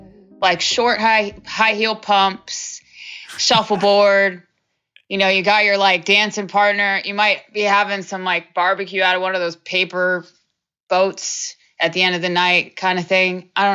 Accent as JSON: {"language": "English", "town": "Houston", "region": "Texas", "country": "United States", "tie": "born or raised there", "moved": "yes", "lives_now": "Hudson Valley, New York, United States", "said": "since I grew up in Houston"}